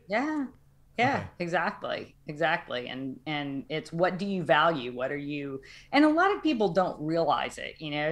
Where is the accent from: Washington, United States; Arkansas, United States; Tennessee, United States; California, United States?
Arkansas, United States; moved away as an adult; also born or lived in Los Alamos; now in Boston, United States; I'm from Arkansas and it's lovely. I love I love Arkansas. I just couldn't live there anymore.